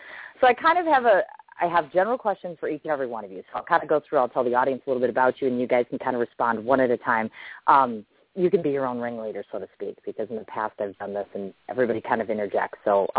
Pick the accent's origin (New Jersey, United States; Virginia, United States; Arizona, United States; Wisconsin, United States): Wisconsin, United States; I'm from Wisconsin.